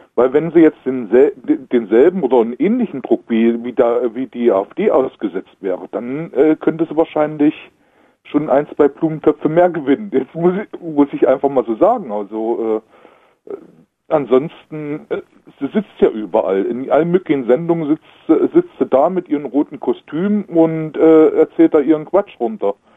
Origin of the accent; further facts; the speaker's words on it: eastern Germany, East Germany, Germany; hier bei uns im Osten